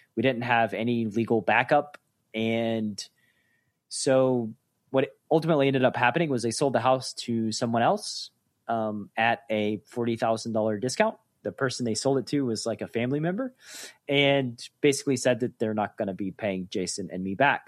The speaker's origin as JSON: {"language": "English", "town": "Chattanooga", "region": "Tennessee", "country": "United States", "tie": "born or raised there", "also_born_or_lived": "Atlanta, Georgia", "said": "I moved from Atlanta back to my hometown of Chattanooga, Tennessee"}